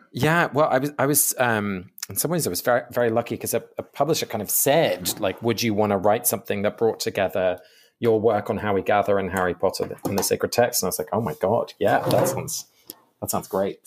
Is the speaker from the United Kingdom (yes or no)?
yes; England, United Kingdom; I grew up in England, uh, but both my parents are Dutch